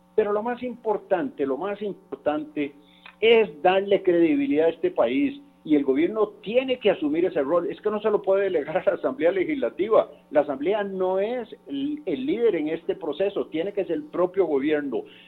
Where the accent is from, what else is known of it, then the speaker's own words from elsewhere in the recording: Costa Rica; Yo como costarricense